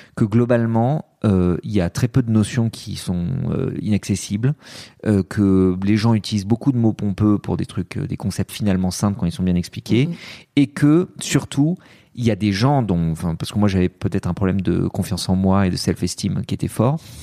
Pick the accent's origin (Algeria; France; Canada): France; born or raised there; also born or lived in Lebanon